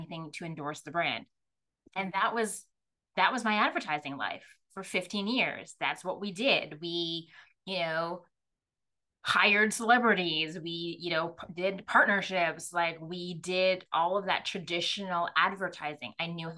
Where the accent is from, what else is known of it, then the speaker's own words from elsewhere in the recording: Jamaica; I'm Jamaican Chinese